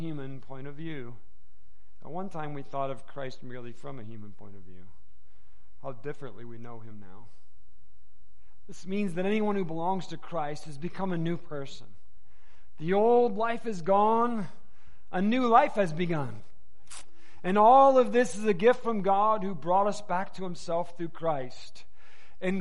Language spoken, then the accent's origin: English; Michigan, United States; now in Arizona, United States; I'm from Michigan.